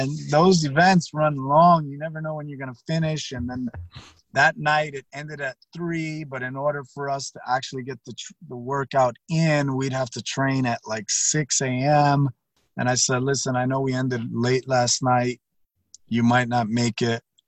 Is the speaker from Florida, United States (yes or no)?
yes; Miami, Florida, United States; also born or lived in Pasadena, Texas / Houston, Texas; I grew up in Miami